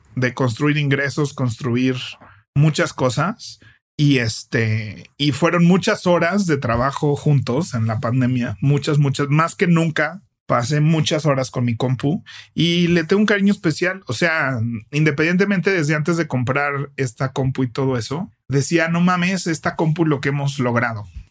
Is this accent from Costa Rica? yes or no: no; Mexico